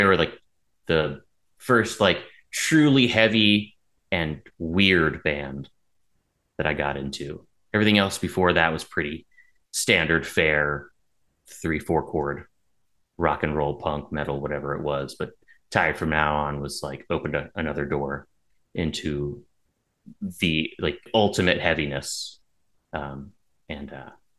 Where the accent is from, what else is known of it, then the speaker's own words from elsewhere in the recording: St. Augustine, Florida, United States; also born or lived in Erie, Pennsylvania / Gainesville, Florida; There until 83, when we moved to St. Augustine. St. Augustine's my home.